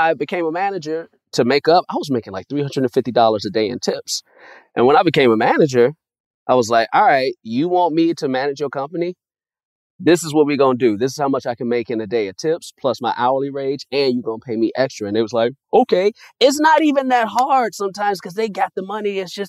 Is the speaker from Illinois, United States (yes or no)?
yes; Chicago, Illinois, United States; now in Los Angeles, United States; I'm a kid from Chicago, so I didn't start eating Domino's until I moved out to L.A.